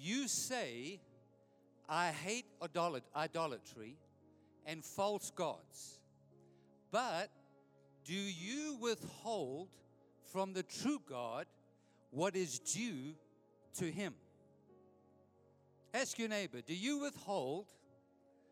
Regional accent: Edenvale, Gauteng, South Africa; I grew up in Edenvale, my wife and I.

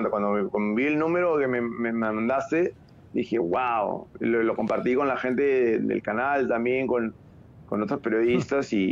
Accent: Panama; Hey, mira, yo soy, yo, soy panameño, pero, pero mi liga de panameña no, creo que pueda.

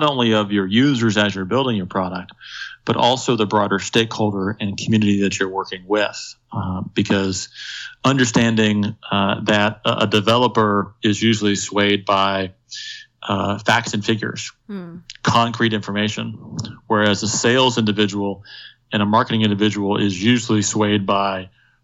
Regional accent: Indiana, United States; moved away; back in my home state of Indiana

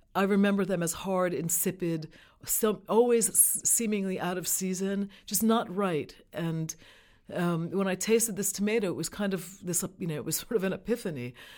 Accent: New York City, New York, United States; I grew up in New York City.

